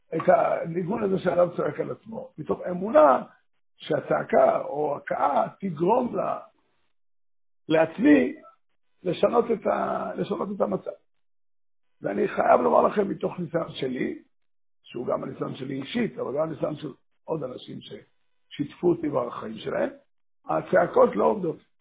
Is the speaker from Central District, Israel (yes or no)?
no; Safed, Northern District, Israel; בעיר הולדתי, עיר ילדותי, כמו צפת